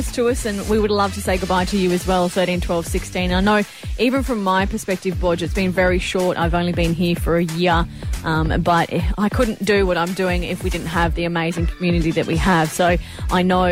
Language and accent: English; Mid-North Coast, New South Wales, Australia; that's what I grew up with here on the Mid-North Coast as well